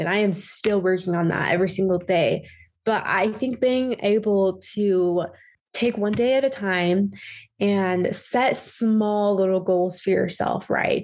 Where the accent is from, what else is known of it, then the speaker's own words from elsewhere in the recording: Utah, United States; also born or lived in Alabama; I am from Utah County area. I grew up there